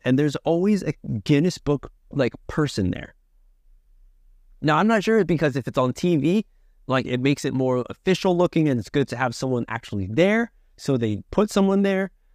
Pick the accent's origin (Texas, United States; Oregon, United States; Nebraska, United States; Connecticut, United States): Connecticut, United States; moved away; I'm a fellow, uh, nutmegger from the tri-state area. I'm from Connecticut originally